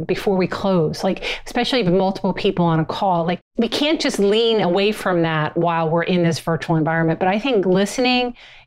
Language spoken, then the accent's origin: English; New Jersey, United States; I'm from North Jersey